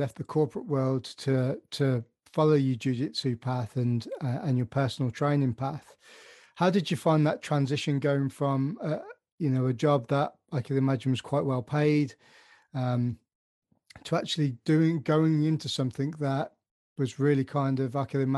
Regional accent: Birmingham, West Midlands, United Kingdom; accent: Birmingham mixed with Devon; also born or lived in Devon; Birmingham accent still mixed with Devon. So it's half farmer, half Midlander

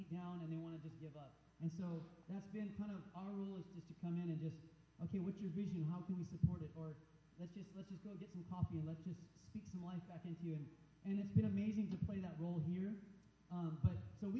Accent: United States; being an American

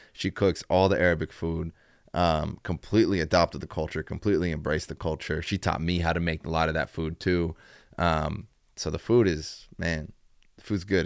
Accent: Dayton, Ohio, United States; now in Chicago, United States; I'm originally from Dayton, Ohio.

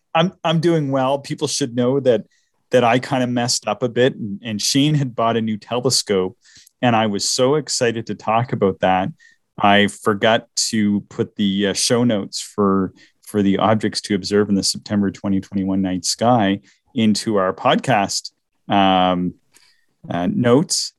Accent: the Maritimes, Canada; accent: maritime; my maritime accent

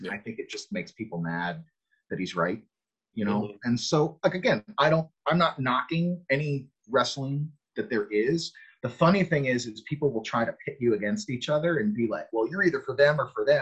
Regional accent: Connecticut, United States; I, I'm from the Northeast. I grew up in Connecticut

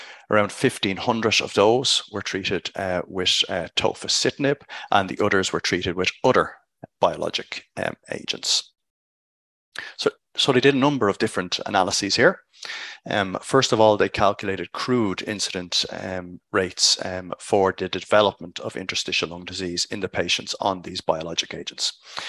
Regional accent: Dublin, Leinster, Ireland; from Dublin, Ireland, reporting for RoomNow from ACR 2022.

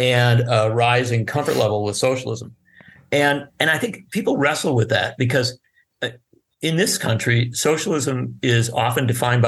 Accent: Wisconsin, United States; from my home state of Wisconsin

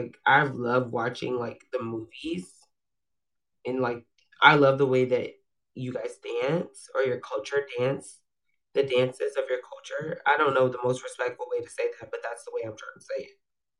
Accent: Georgia, United States; I'm from Georgia. Georgia, baby. Where you from? Georgia. I'm just kidding. It's Georgia. I'm a peach. I'm a peach.

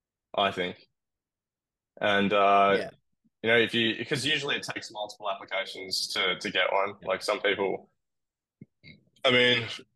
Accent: Australia; now in United States; But yeah, land I think being Australian is pretty favorable.

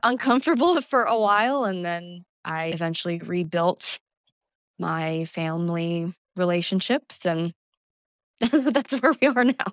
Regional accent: Calvert County, Southern Maryland, United States; also born or lived in Prince George's County, Maryland / Virginia; technically I was born there, yes, but I grew up in Southern Maryland in Calvert County

